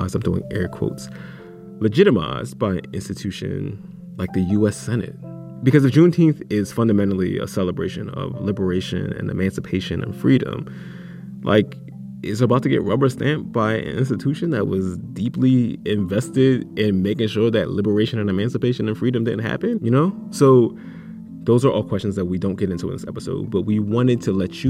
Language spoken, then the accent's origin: English; Philadelphia, Pennsylvania, United States; Black festivals in Philly in mm-hmm. the summertime, like Odun Day, which is this, you know, gigantic festival that is literally around the corner from the house I grew up